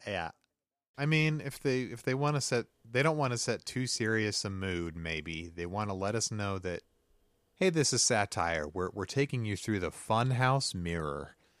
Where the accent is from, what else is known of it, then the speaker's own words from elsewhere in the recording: the Ozarks, United States; growing up in the Ozarks, uh, I, I'm going to silver dollar city all the time as a kid.